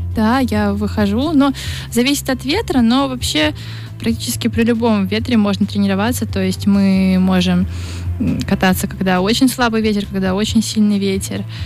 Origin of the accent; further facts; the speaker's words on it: Saint Petersburg, Russia; я из Петербурга, и Петербург там морской город